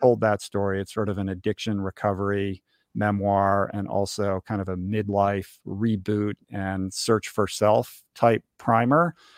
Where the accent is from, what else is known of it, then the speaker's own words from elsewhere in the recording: Washington, District of Columbia, United States; moved away as an adult; I grew up in Washington, D C.